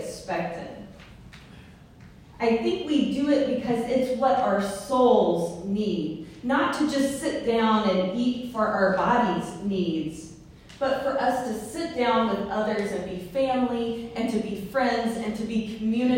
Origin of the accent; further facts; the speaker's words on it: the South, United States; I'm from the South